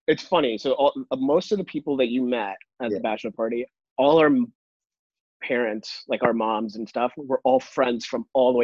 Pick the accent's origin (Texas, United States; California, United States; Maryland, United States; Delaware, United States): Texas, United States; Dallas; also born or lived in Chicago, Illinois / Atlanta; he had already moved down to Dallas, Texas. Okay. So my family followed. And then I grew up in Dallas for the next 16 years.